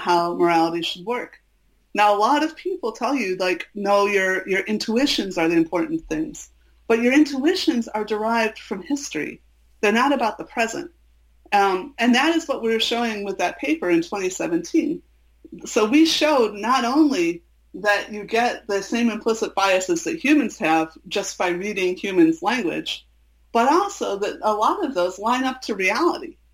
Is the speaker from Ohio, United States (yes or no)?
no; Chicago, Illinois, United States; I'm from Chicago